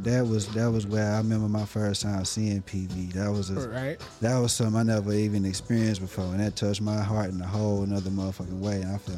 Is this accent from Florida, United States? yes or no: no; Dallas, Texas, United States; I'm from Dallas, Texas, man. Oak Cliff to be specific.